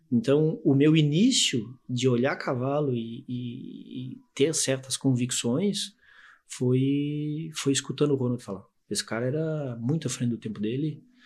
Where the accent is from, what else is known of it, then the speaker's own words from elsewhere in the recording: Itajaí, Santa Catarina, Brazil; also born or lived in Curitiba, Paraná / Navegantes / Camboriú; Itajaiense, nascido, é, nasci no Paraná, mas me considero itajaiense, catarinense, morei a minha vida inteira em Itajaí